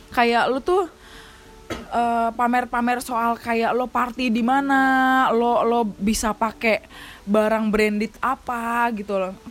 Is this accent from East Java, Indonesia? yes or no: no; Jakarta, Indonesia; born there; gue lahir di Jakarta tapi adat istiadat bokap gue dari kampung ya dibawa